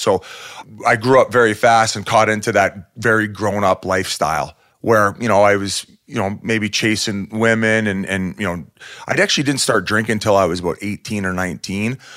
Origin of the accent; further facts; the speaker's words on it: Welland, Ontario, Canada; I grew up in Welland, Ontario